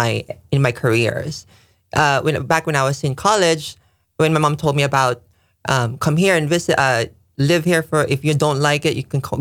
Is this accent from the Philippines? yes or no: yes; Philippines; now in Japan; I'm originally from the Philippines.